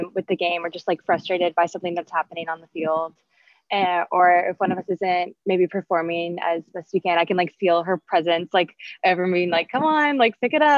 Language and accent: English; South Carolina, United States; we grew up in South Carolina